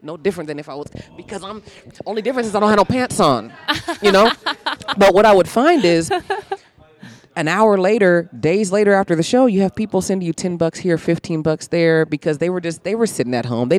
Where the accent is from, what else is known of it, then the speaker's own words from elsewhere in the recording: Fairfield, California, United States; moved away as an adult; also born or lived in Atlanta; now in Los Angeles, United States; I grew up in Fairfield, California. It's as white as it sounds, and I'm as black as I sound.